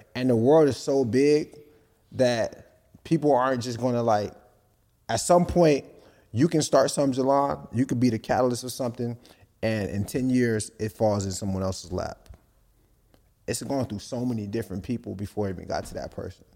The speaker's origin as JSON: {"language": "English", "country": "Nigeria", "said": "I'm Nigerian."}